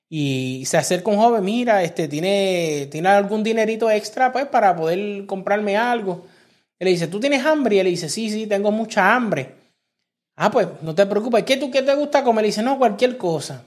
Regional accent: Puerto Rico; now in United States; cuando nosotros crecimos en Puerto Rico

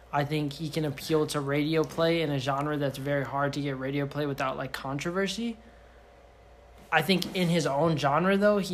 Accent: the DMV, DC-Maryland-Virginia area, United States; now in Los Angeles, United States; From the DMV. Half black, half Puerto Rican.

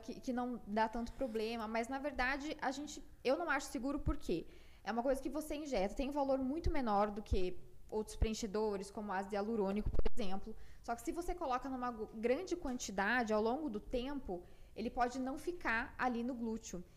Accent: Piracicaba, São Paulo, Brazil; moved away as an adult; also born or lived in Porto Alegre; now in São Paulo, Brazil; eu nasci em Piracicaba, né, aqui pertinho de São Paulo, dá mais ou menos uma hora e meia daqui

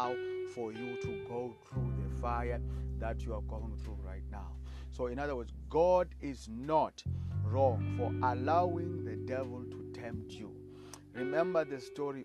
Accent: South Africa; I come from South Africa

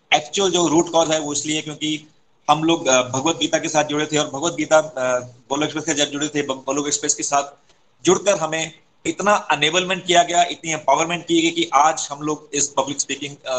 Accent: Himachal Pradesh, India; मैं भी हिमाचल से आता हूँ

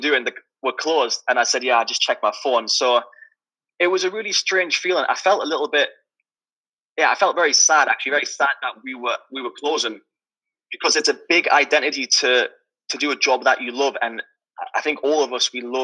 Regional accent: Newcastle upon Tyne, North East England, United Kingdom; moved away as an adult; now in London, United Kingdom; As you could probably tell from my accent, I'm not from London. I'm from Newcastle

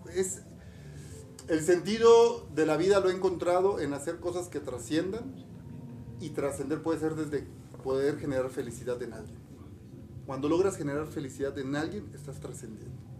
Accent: Campeche, Mexico; moved away as an adult; also born or lived in Puebla; vengo de Campeche, de Ciudad de Campeche. Me vine a estudiar a la universidad, a Puebla

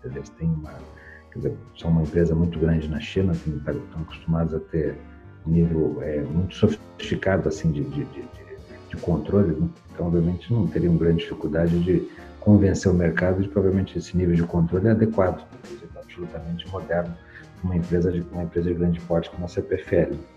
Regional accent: São Paulo, Brazil; also born or lived in Curitiba; now in Campinas, Brazil; eu, sou de São Paulo, morei muitos anos em Curitiba, agora estou em Campinas

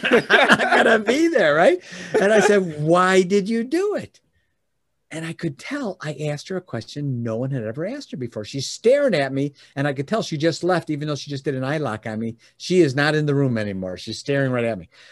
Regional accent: Oak Brook, Illinois, United States; now in Michigan, United States; I was born and raised in the Chicagoland area, Oldbrook specifically

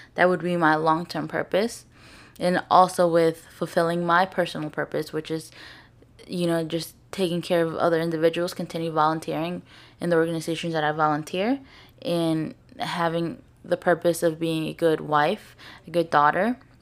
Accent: St. Louis, Missouri, United States; I'm from Saint Louis, I'm from Baldwin

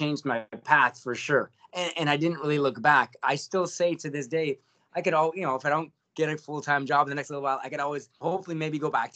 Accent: Hamilton, Ontario, Canada; also born or lived in St. Catharines; originally born and raised in Hamilton, did my schooling in St. Catharines

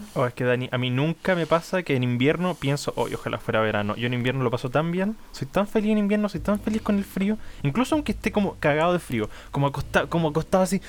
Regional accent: Portezuelo, Ñuble, Chile; also born or lived in Chillán; yo soy de, de Portezuelo, cerca de Chillán, y estudié en Chillán

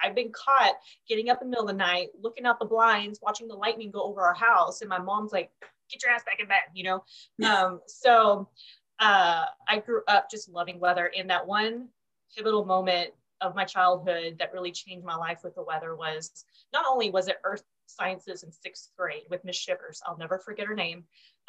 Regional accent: Oklahoma, United States; now in Texas, United States; So I grew up in Oklahoma, which, as may or may not know, that's the mecca of Tornado Alley.

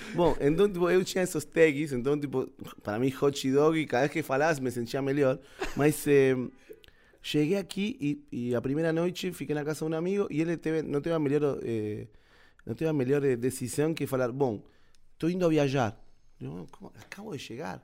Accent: Argentina; Portuguese is a second language; moved away as an adult; now in Brazil; sou argentino.

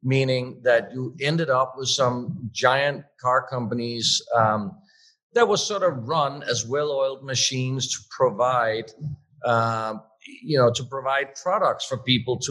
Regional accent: Denmark; moved away as an adult; also born or lived in Switzerland / California; growing up in Denmark at the time, my council, jobs council advisor at school told me there is no such thing as being a car designer

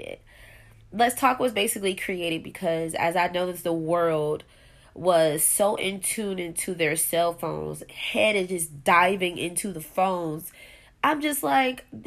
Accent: Buffalo, New York, United States; I am from Buffalo, New York.

